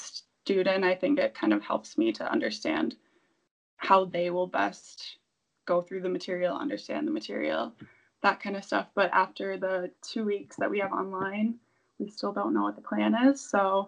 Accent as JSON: {"language": "English", "town": "Milwaukee", "region": "Wisconsin", "country": "United States", "moved": "yes", "said": "I'm from Wisconsin, Milwaukee originally"}